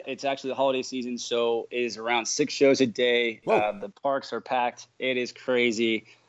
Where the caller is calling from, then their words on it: Orlando, Florida, United States; Right now, I'm actually just finishing shows today at Universal Studios Florida in Orlando, Florida.